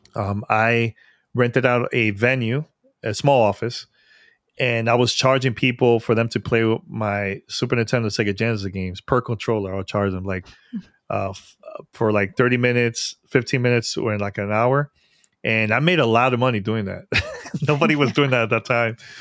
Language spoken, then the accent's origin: English; New York City, New York, United States; New York, 'cause that's my hometown. Born and raised in New York.